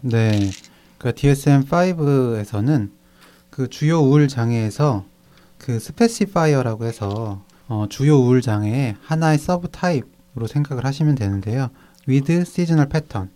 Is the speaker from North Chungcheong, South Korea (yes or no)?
yes; Cheongju, North Chungcheong, South Korea; 제 고향이라서.